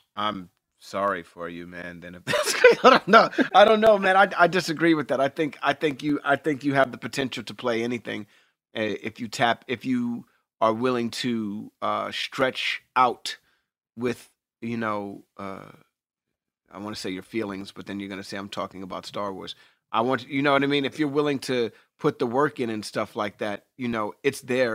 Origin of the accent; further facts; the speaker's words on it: New York City, New York, United States; I grew up in New York City